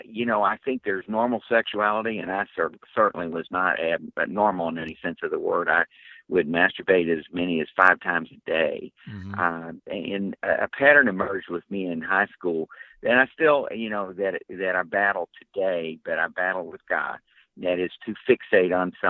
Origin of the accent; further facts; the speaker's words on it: West Virginia, United States; I grew up in West Virginia, in coal mining country.